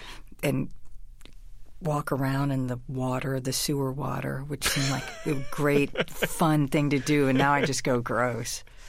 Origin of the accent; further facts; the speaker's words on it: Huber Heights, Ohio, United States; also born or lived in Boston; I grew up in Huber Heights, and there was a lot of kids around. It was the 60s. There was a lot of neighborhoods. It was a new, there were new houses, new suburb buildings.